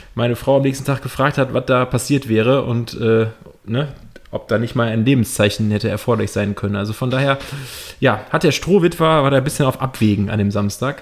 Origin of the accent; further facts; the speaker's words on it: Cologne, North Rhine-Westphalia, Germany; als Kölner